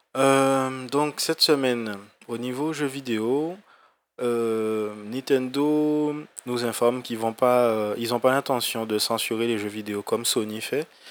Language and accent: French; Guadeloupe; moved away as an adult; quand je suis parti en fait euh, de la Guadeloupe